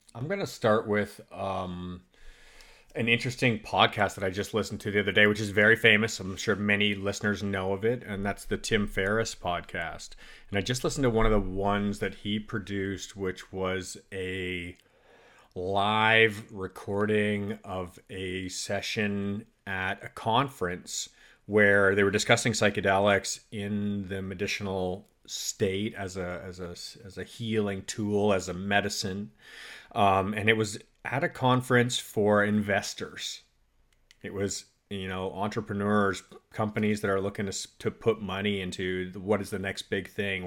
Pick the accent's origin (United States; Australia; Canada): Canada; moved away; I grew up in Canada